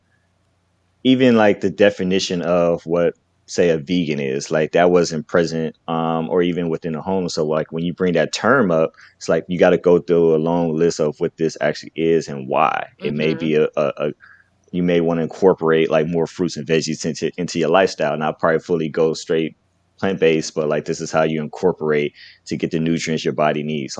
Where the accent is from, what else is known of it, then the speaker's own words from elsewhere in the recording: Carson, California, United States; I'm from Carson, California, born and raised